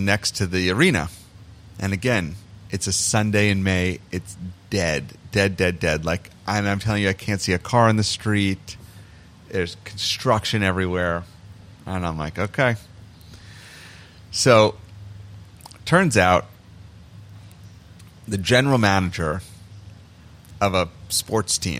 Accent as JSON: {"language": "English", "region": "New York", "country": "United States", "also_born_or_lived": "Toronto", "moved": "as an adult", "said": "I'm from New York"}